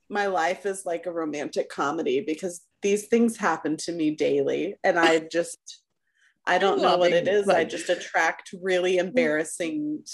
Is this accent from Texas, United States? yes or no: yes; Texas, United States; When I was in high school, I was on a dance squad, and I live in Texas. So, you know, Texas football is king